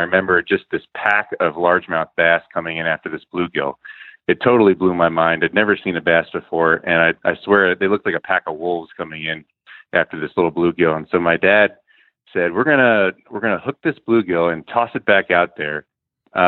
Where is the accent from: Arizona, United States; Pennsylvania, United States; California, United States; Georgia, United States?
Pennsylvania, United States; Bethel; now in Virginia, United States; But I grew up in Bethel, Pennsylvania, which is kind of in the middle of nowhere in eastern Pennsylvania